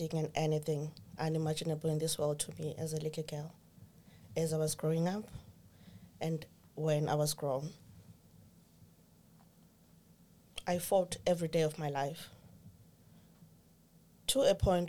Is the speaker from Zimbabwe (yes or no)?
yes; Zimbabwe; moved away as an adult; now in Ireland; Originally, I'm from Zimbabwe. Now I reside here in Ireland.